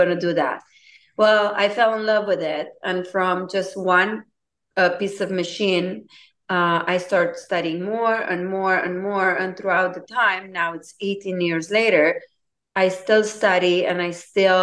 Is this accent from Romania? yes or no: yes; Romania; English is a second language; moved away as an adult; now in United States; I'm originally from Romania. I moved in United States in 2002 at the age of 21.